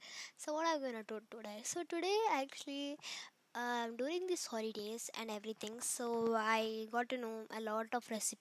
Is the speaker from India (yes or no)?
yes; Chennai, Tamil Nadu, India; I was raised in Chennai and I'm a Tamil